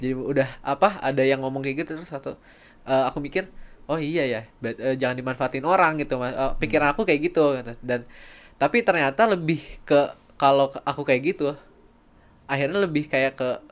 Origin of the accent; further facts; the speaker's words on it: Sukabumi, West Java, Indonesia; aku dari Sukabumi